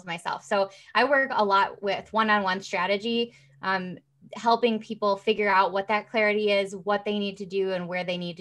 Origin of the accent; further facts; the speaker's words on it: Midwest, United States; also born or lived in Rockford, Illinois; I am from the Midwest